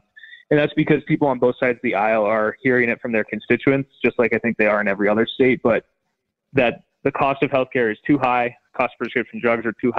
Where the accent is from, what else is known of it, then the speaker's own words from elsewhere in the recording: Steamboat Springs, Colorado, United States; now in Avon, United States; I grew up in Steamboat Springs and my family still lives there, but I live down in Eagle County now in the town of Avon.